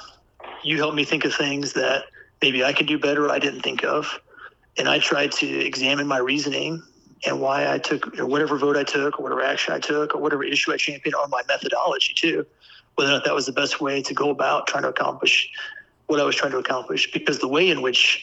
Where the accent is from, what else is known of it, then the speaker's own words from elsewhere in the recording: Pulaski County, Missouri, United States; also born or lived in Rolla, Missouri; I grew up in Pulaski County. I was born in Rolla, went to Dixon High School